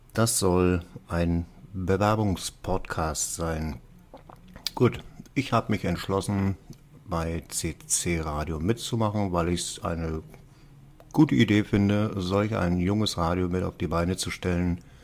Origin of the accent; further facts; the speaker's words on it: Berlin, Germany; Ich komme aus Berlin, bin berufstätig, arbeite in einem Hotel